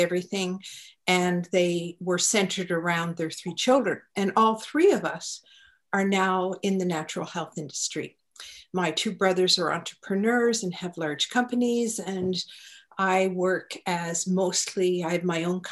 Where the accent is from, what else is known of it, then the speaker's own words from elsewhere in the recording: Halifax, Nova Scotia, Canada; I'm an East Coaster. I was born in Halifax